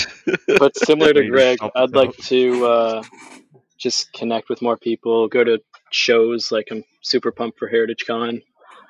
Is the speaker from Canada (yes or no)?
yes; Cobourg, Ontario, Canada; I was born in Coburg